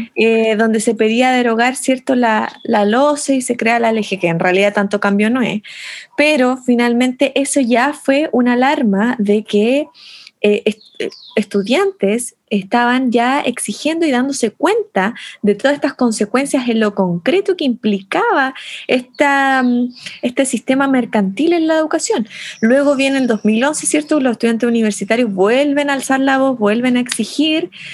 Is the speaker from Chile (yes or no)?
yes; Chile